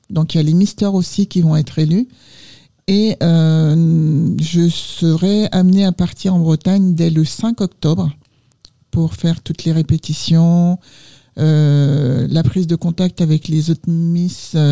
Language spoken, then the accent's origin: French; Martinique; now in Île-de-France, France; Moi, je suis pilote du Nord. Mais quand on est martiniquais, on est martiniquais